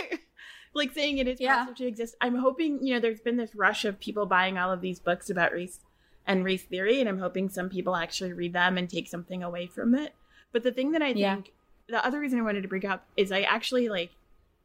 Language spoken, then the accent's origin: English; New York, United States; I'm from New York and I'm first gen American. My parents are from Haiti